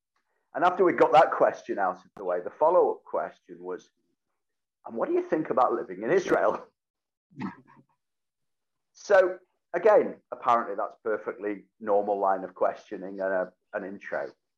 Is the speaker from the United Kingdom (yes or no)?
yes; Whitefield, North West England, United Kingdom; Oh, yeah, Whitefield, to be absolutely specific, which due to various boundary changes became part of Greater Manchester, then was part of Bury Met. It was leafy. It was suburban.